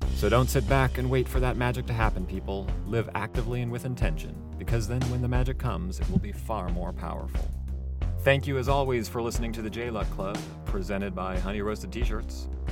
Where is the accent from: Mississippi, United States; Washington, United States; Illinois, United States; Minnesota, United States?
Washington, United States; Seattle; moved away as an adult; also born or lived in California / Arlington, Virginia; I'm from the west coast of the United States, growing up in the Seattle area and going to school later and living in California